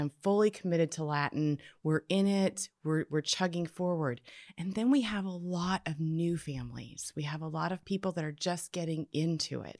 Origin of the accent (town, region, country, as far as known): Canada; born or raised there; now in United States